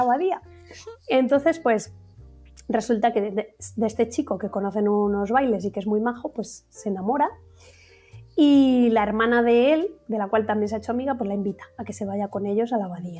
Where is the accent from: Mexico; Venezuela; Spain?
Spain; Valladolid, Castile and León; muy de mi tierra, muy de Valladolid